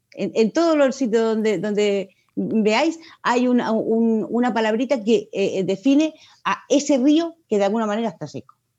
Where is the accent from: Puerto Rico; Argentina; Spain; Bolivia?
Spain; Murcia, Region of Murcia; soy de la primera promoción de aquí de Murcia